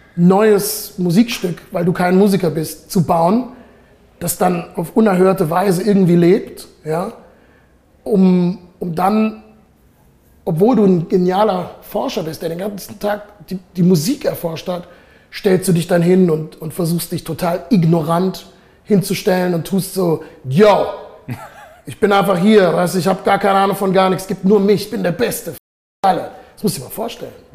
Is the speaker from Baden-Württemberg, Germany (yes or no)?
yes; Heidelberg, Baden-Württemberg, Germany; moved away as an adult; now in Zurich, Switzerland; Ich bin hier in Heidelberg aufgewachsen